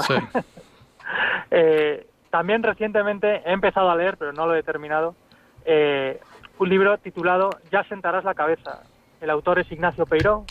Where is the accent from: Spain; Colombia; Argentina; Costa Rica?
Spain; Ciudad Real, Castilla-La Mancha; yo también soy de Ciudad Real